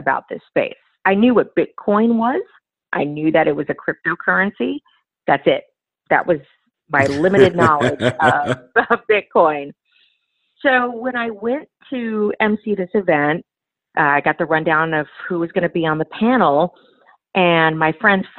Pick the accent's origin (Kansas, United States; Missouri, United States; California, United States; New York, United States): California, United States; Los Angeles; also born or lived in Phoenix / Dallas; my hometown, Los Angeles